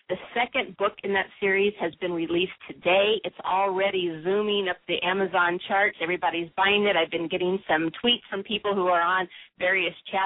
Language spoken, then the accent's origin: English; Southern California, United States; I'm from Southern California